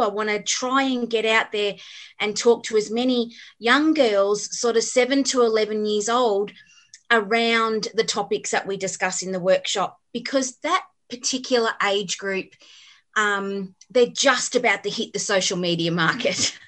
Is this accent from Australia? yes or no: yes; Melbourne, Victoria, Australia; also born or lived in Cranbourne / Berwick; now in Beaconsfield, Australia; I grew up in Endeavour Hills